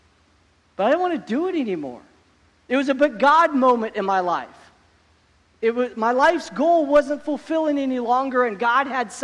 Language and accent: English; Oregon, United States; I grew up in Oregon